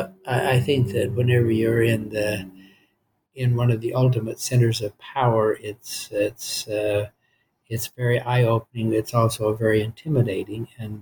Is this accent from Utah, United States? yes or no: yes; Vernal, Utah, United States; I grew up in a very small town on the Utah-Colorado border called Vernal, Utah. It was a town of about 2,000 people, but it was the largest city between Salt Lake City and Denver